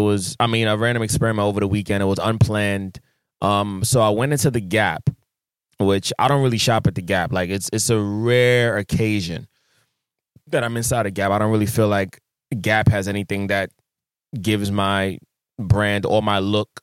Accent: Jamaica; I'm a Jamaican.

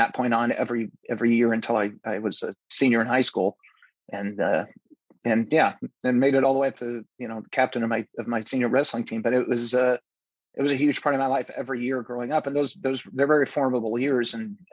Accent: Nebraska, United States; I grew up in Nebraska

